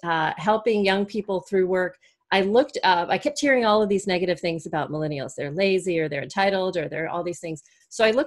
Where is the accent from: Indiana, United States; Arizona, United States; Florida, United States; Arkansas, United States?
Florida, United States; I was born in Florida in the US